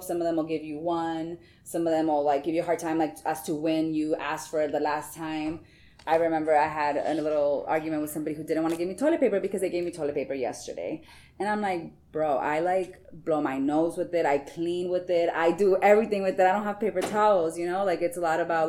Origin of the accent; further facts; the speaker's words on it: Tucson, Arizona, United States; moved away as an adult; also born or lived in California; now in Washington, D.C., United States; I'm from Tucson, Arizona